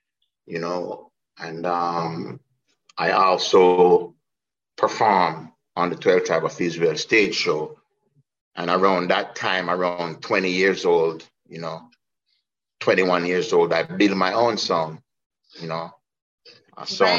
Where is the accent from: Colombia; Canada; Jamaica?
Jamaica; to find my true self as an African, as a Jamaican, as a black man